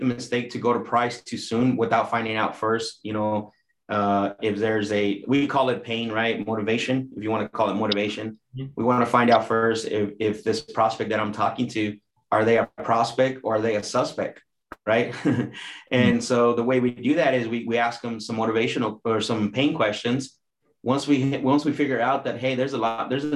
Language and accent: English; Phoenix, Arizona, United States; also born or lived in Mexico; I'm from Arizona, pretty much, technically